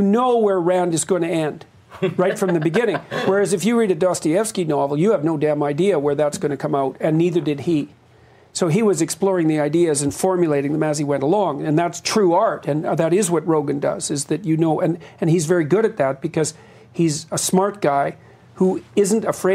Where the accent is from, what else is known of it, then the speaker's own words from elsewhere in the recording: Canada; I'm a Canadian